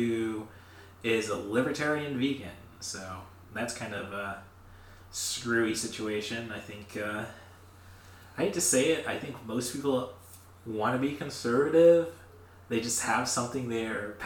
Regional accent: Morton, Illinois, United States; we're from Morton, AC Town.

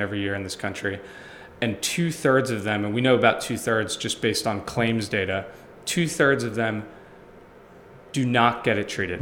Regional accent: Long Island, New York, United States; moved away as an adult; now in Philadelphia, United States; I'm from Long Island

